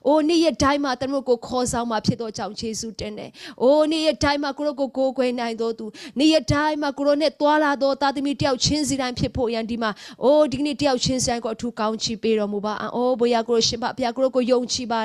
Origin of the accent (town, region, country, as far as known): Myanmar